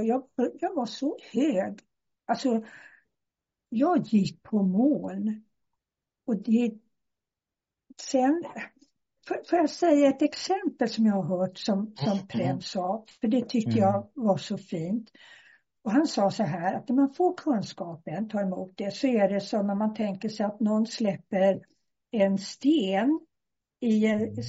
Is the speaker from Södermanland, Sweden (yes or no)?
no; Stockholm, Stockholm County, Sweden; moved away as an adult; now in Skillinge, Sweden; jag sitter nere i Skillinge på Österlen, men jag är från Stockholm.